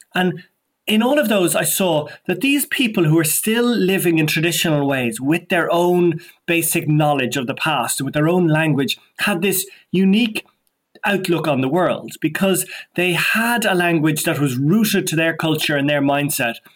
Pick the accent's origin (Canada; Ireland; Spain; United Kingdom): Ireland; Dublin, Leinster; also born or lived in West Kerry; I was born and brought up in Donnybrook, in Dublin, the heart of Dublin